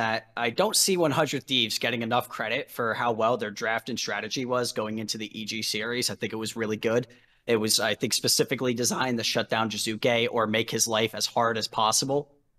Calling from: Philadelphia, Pennsylvania, United States; I'm calling from Philadelphia, Pennsylvania, the home of Speaka, or former home of Speaka.

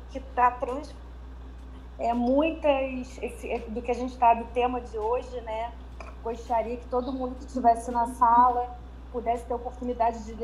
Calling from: Niterói, Rio de Janeiro, Brazil

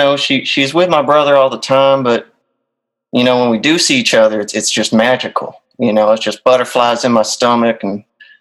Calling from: Hurley, Mississippi, United States; I'm calling from Hurley, Mississippi.

